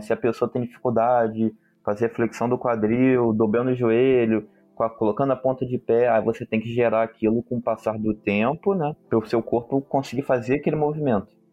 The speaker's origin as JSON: {"language": "Portuguese", "region": "Rio de Janeiro", "country": "Brazil", "said": "eu sou do Rio de Janeiro"}